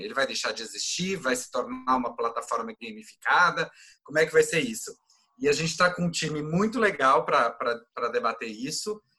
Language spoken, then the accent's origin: Portuguese; Goiás, Brazil; eu sou goiano